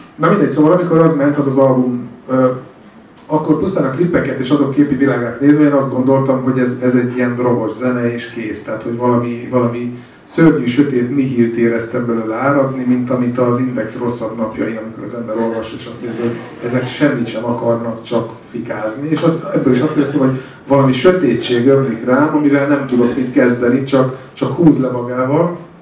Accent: Hungary; én ott álltam magyarként

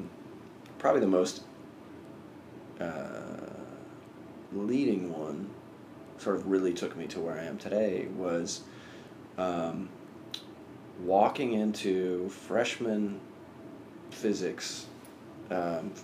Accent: Sacramento, California, United States; I actually grew up in Sacramento, California, in a pretty rural area just outside of the city

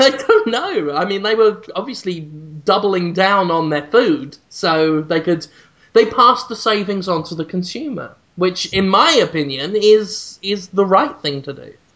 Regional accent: United Kingdom; i'm actually proud of how shit my hometown is it's actually in a book, The Worst Cities in Britain

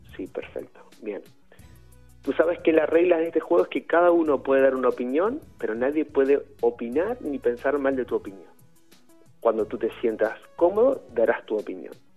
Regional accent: Uruguay; also born or lived in Madrid; now in Spain; mi infancia en Uruguay

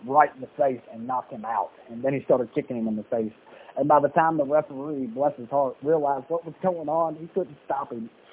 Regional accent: Louisville, Kentucky, United States; moved away as an adult; also born or lived in Dallas, Texas; I spent four years in Dallas uh, Texas, and then um, uh, in 1984, my mom and me moved to Louisville, Kentucky

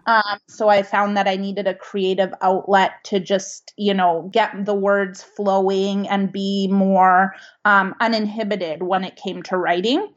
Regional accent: Vancouver, British Columbia, Canada; first language Italian; English is a second language; I was, um, born in Vancouver, British Columbia

